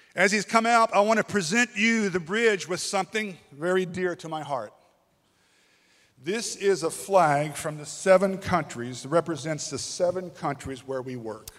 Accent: Kentucky, United States; moved away as an adult; now in Thailand; I'm from Kentucky.

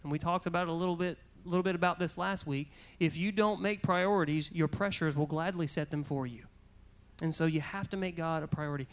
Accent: Goldsboro, North Carolina, United States; back to Goldsboro just so I could show her my hometown, show her where I went to high school

